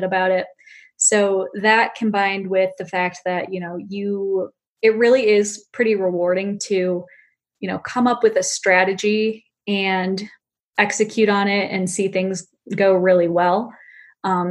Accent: Michigan, United States; moved away as an adult; now in Bay Area, United States; Originally from Michigan, but I've lived in the Bay Area for 5 years

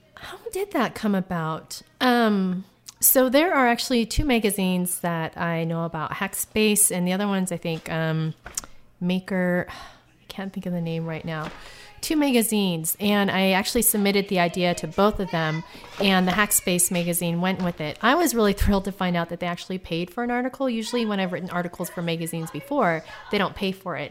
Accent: United States; now in Tucson, United States; I'm originally from Washington, but I live in Tucson, Arizona

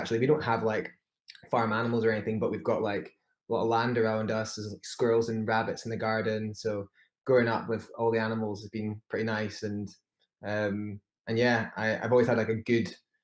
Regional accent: Edinburgh, Scotland, United Kingdom; I'm 31 and a half from Edinburgh, Scotland.

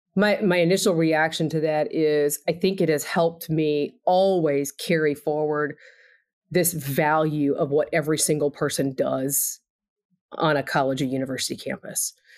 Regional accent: Texas, United States; also born or lived in Indiana; now in Bloomington, United States; I am from Texas

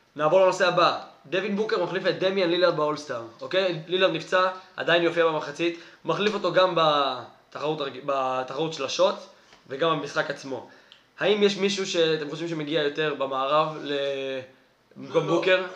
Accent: Israel; אני ישראלי

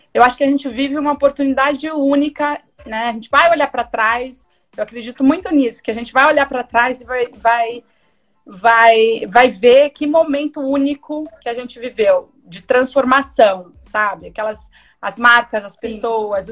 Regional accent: Sorocaba, São Paulo, Brazil; eu sou de Sorocaba, né, do interior de São Paulo

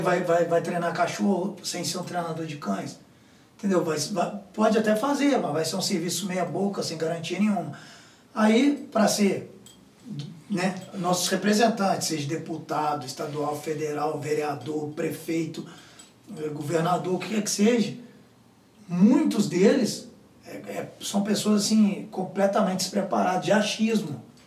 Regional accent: São João del-Rei, Minas Gerais, Brazil; moved away as an adult; A minha cidade mesmo, a cidade de onde eu, de onde eu vim, sou, sou de São João do Rei.

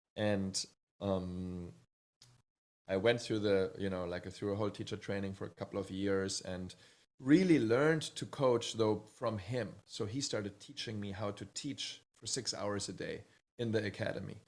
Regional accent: Bad Hersfeld, Hesse, Germany; moved away; also born or lived in Hamburg, Germany; one year after I was born, we moved to a little town called Bad Hersfeld

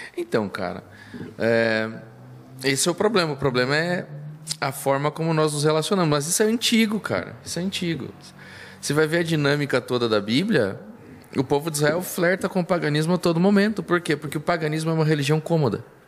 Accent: Ponta Grossa, Paraná, Brazil; eu sou natural de Ponta Grossa, nasci em Ponta Grossa.

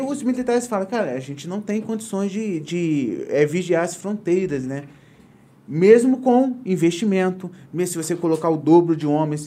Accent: Valença, Rio de Janeiro, Brazil; eu, valenciano

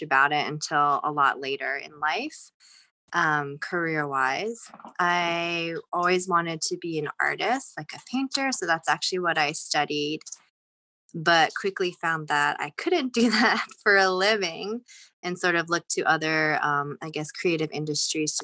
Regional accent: Raleigh, North Carolina, United States; now in New York, United States; I grew up in Raleigh, North Carolina for the most part, so that's the South

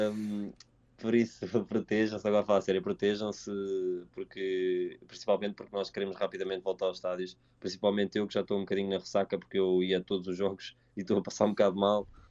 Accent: Mafra, Lisbon, Portugal; eu e o João somos de Mafra e somos os dois do Sporting

